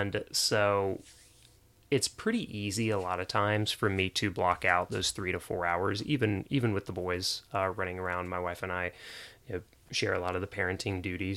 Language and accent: English; Jacksonville, Florida, United States; now in Nashville, United States; I grew up in Jacksonville, Florida